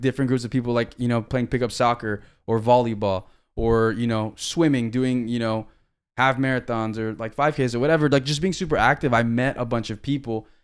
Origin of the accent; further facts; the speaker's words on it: Miami, Florida, United States; also born or lived in Tennessee / Guam; We're from Miami, and we're gonna let you know we're from Miami, and we're proud we're from Miami